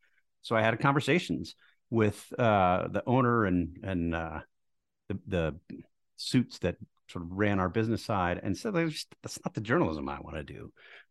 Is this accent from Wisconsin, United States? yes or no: yes; Milwaukee, Wisconsin, United States; I grew up in Milwaukee.